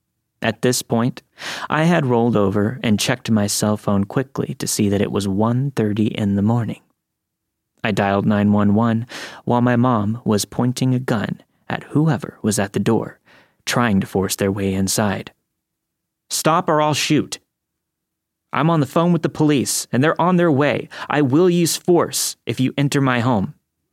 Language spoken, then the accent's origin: English; Lockhart, Texas, United States; I grew up in Texas. I still live here, along with my family, that will be mentioned in the story. When the 2007 recession hit, my father lost his job.